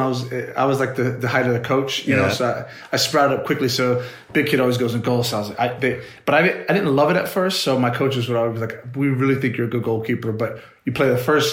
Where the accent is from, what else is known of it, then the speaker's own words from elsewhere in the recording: United States; now in Memphis, United States; I'm from New York, New Jersey area.